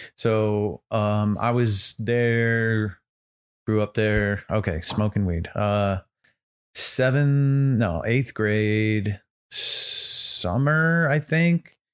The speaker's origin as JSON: {"language": "English", "town": "Santa Rosa", "region": "California", "country": "United States", "moved": "yes", "said": "I'm originally from the Bay, so Bay Area, Northern California"}